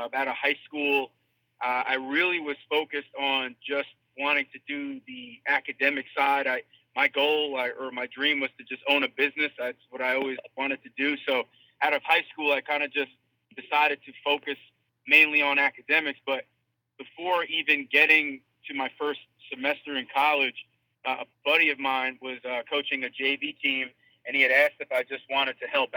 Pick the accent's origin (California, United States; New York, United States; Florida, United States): New York, United States; Long Island; I went back home to Long Island. I'm originally from Long Island, New York.